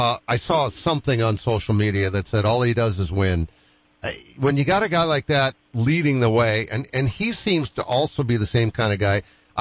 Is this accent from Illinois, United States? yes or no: no; Boston, Massachusetts, United States; moved away; When I'm a Bostonian